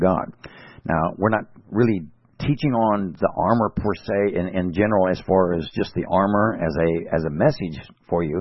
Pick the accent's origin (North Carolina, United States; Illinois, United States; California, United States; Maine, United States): California, United States; I'm from California